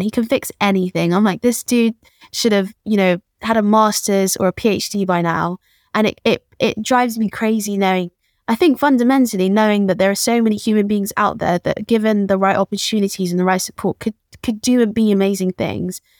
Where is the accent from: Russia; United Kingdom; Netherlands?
United Kingdom; London; born and raised in Peckham